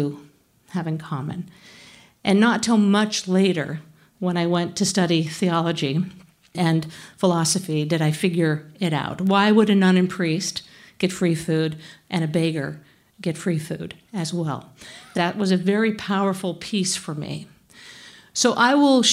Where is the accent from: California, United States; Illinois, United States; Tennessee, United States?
California, United States; Northern; now in Boston, United States; I grew up in Northern California.